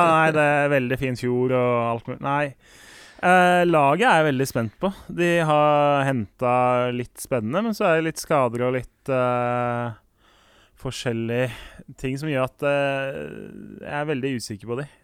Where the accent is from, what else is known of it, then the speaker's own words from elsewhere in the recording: Oslo, Norway; Jeg er fra Årvoll